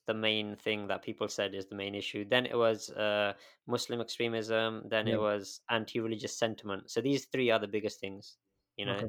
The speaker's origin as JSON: {"language": "English", "country": "United Kingdom", "tie": "born or raised there", "also_born_or_lived": "Galway, Ireland", "said": "growing up in this country"}